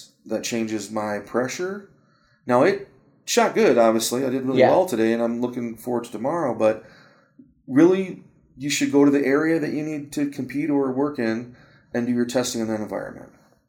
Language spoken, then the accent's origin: English; Michigan, United States; I'm from Michigan